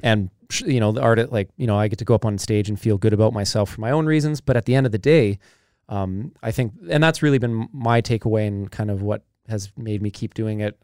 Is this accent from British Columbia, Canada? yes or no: yes; Kamloops, British Columbia, Canada; growing up in Kamloops